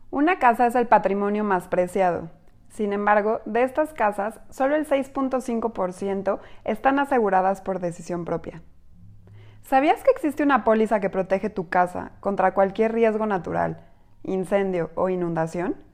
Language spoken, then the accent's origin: Spanish; Mexico; Somos mujeres mexicanas